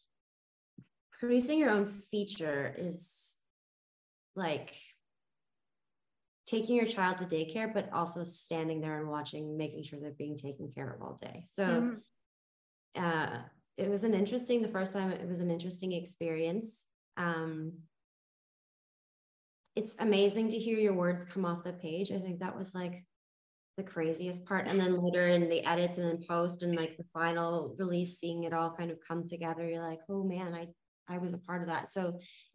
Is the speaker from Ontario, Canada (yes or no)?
yes; Toronto, Ontario, Canada; now in Los Angeles, United States; I'm from Toronto originally, but when I first moved